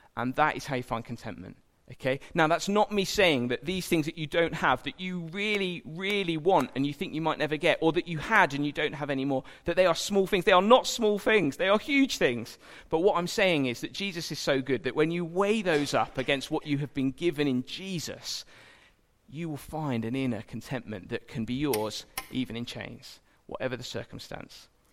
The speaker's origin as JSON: {"language": "English", "region": "England", "country": "United Kingdom", "said": "as an Englishman"}